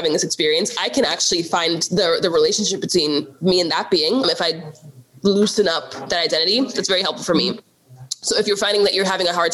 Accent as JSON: {"language": "English", "country": "United States", "tie": "born or raised there", "said": "I am technically African American because I was born in America and I'm Black, but my parents are immigrants"}